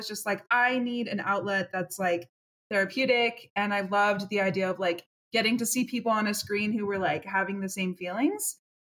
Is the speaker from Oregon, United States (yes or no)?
yes; Portland, Oregon, United States; now in Houston, United States; I'm originally from Portland, Oregon, but I currently live in Houston, Texas. I have a long story of moving all over the place